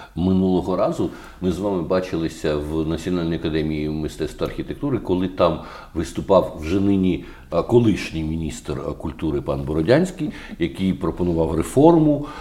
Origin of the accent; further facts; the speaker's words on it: Kyiv, Ukraine; Як киянин